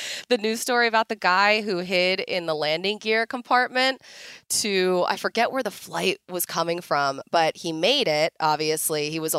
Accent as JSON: {"language": "English", "town": "Philadelphia", "region": "Pennsylvania", "country": "United States", "accent": "Philly", "said": "my Philly accent."}